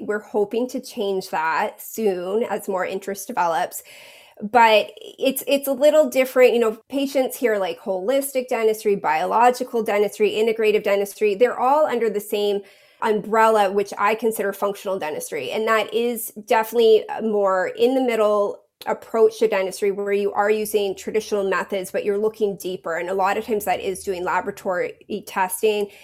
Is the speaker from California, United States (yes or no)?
no; New England, Maine, United States; moved away as an adult; I I grew up in New England in Maine